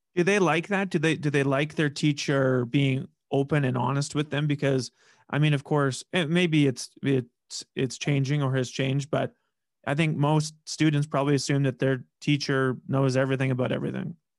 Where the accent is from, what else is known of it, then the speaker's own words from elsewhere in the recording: Saskatoon, Saskatchewan, Canada; moved away as an adult; now in Regina, Canada; I'm from Saskatoon and I've, I've lived in Regina for, yeah, eight years